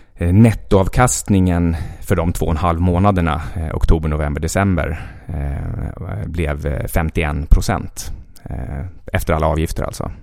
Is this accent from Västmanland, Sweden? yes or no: yes; Västerås, Västmanland, Sweden; moved away as an adult; also born or lived in Jukkasjärvi / Stockholm; jag är född i Jukkasjärvi, precis där ishotellet numera ligger. Eh, och eh, sen uppvuxen i princip i Västerås